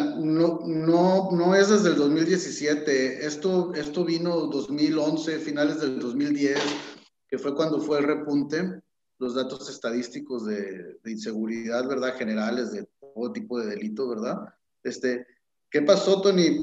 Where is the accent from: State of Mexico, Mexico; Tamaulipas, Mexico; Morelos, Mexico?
Tamaulipas, Mexico; Tampico-Altamira-Ciudad Madero area; Tampico somos Altamira y somos Ciudad Madero también